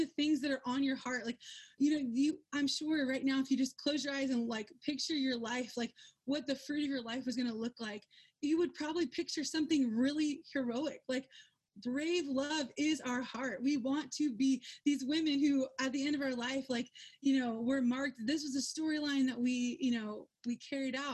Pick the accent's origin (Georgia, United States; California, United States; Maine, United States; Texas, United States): Georgia, United States; moved away as an adult; I'm from Georgia